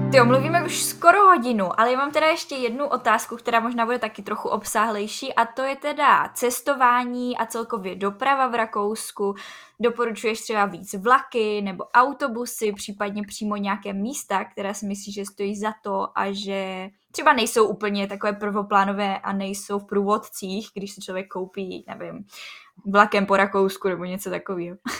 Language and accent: Czech; Czechia